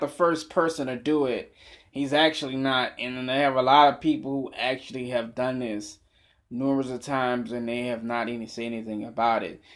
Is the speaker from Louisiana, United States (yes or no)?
yes; New Orleans, Louisiana, United States; also born or lived in Boston, Massachusetts; I've been in New Orleans since I was six years old